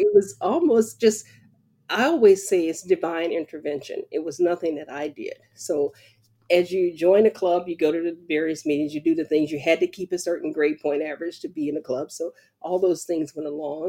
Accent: about 30 minutes from Bayou La Batre, Alabama, United States; this little town of Biola Battery, which is about 30 minutes from my hometown, right across the bay

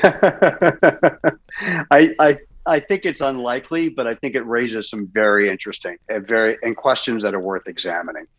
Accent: London, United Kingdom; moved away; I was born in London

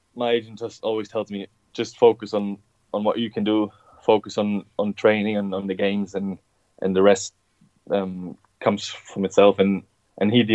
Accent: Stuttgart, Baden-Württemberg, Germany; now in England, United Kingdom; where I'm from Stuttgart, we have like specific food that you only get there

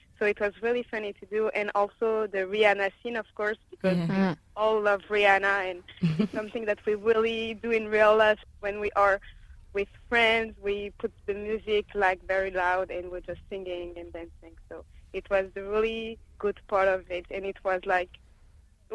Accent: France; born or raised there; English is a second language

